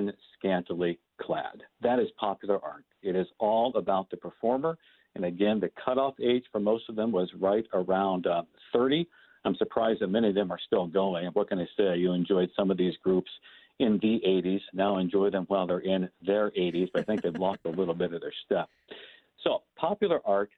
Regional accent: Fort Wayne, Indiana, United States; where I grew up in Fort Wayne, Indiana

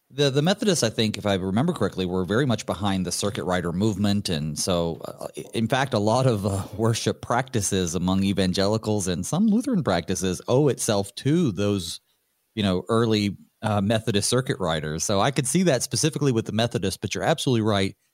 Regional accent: North Carolina, United States; growing up in North Carolina

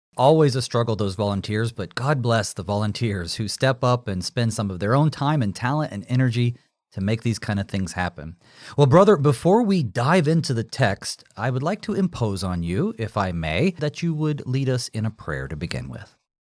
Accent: United States; we as American Christians

